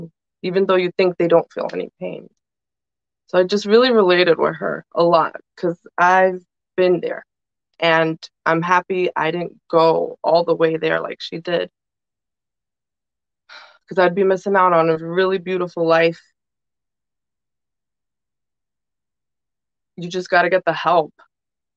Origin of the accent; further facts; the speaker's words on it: New York City, New York, United States; also born or lived in Dominican Republic (family); I was born and raised here